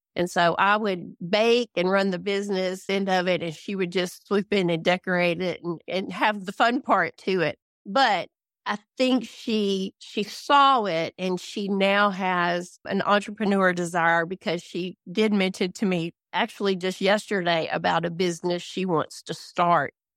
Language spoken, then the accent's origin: English; Louisiana, United States; moved away as an adult; now in DeBerry, Texas, United States; I grew up in Louisiana. I was born and raised in the town that is closest to me in Louisiana, which is twenty-three miles away